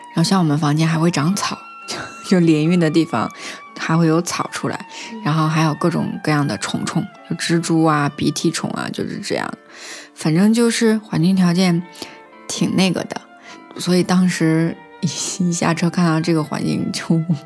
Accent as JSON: {"language": "Chinese", "town": "Kaifeng", "region": "Henan", "country": "China", "tie": "born or raised there", "said": "是一位来自开封的中国犹太人"}